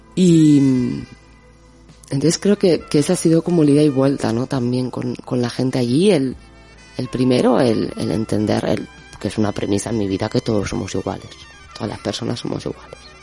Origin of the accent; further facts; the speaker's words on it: Basque Country, Spain; moved away; also born or lived in Argentina / Peru; soy vasca y que estudié ingeniería